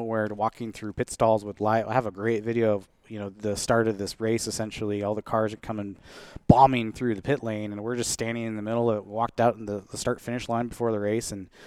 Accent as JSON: {"language": "English", "town": "Everett", "region": "Washington", "country": "United States", "tie": "born or raised there", "also_born_or_lived": "Seattle / Arlington, Washington", "said": "I'm from the Seattle area. I grew up, you know, I was born in Seattle and grew up in Everett, and then eventually moved up to Arlington and graduated high school there"}